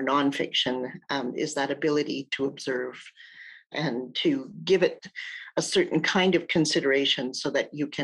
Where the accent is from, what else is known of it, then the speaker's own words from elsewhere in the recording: Red Pheasant Cree Nation, Saskatchewan, Canada; I'm from the Red Pheasant Cree Nation. I'm a member there.